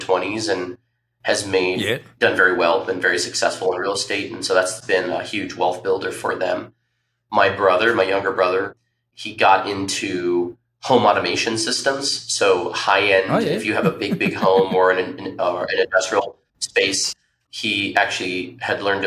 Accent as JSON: {"language": "English", "town": "Tempe", "region": "Arizona", "country": "United States", "tie": "born or raised there", "said": "I was born and raised in Tempe, Arizona"}